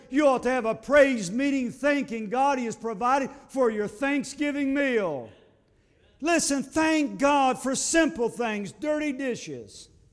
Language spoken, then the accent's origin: English; United States; I live in America and I am an American